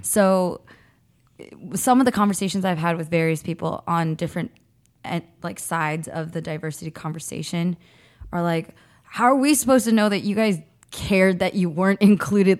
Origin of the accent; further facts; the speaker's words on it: San Jose, California, United States; also born or lived in Cupertino, California; I grew up in San Jose and Cupertino